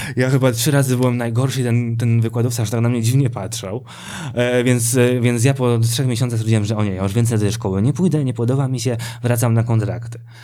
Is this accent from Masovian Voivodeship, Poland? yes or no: no; Sosnowiec, Silesian Voivodeship, Poland; now in Warsaw, Poland; pochodzę z Sosnowca, tam się wychowałem